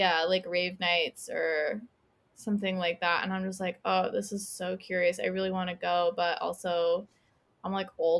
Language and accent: English; United States; moved away as an adult; now in Glasgow, United Kingdom; I'm not an American anymore